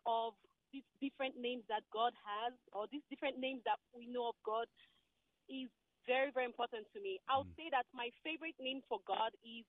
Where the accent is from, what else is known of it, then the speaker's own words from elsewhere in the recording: Nigeria; Dr. Anderson, I'm Nigerian.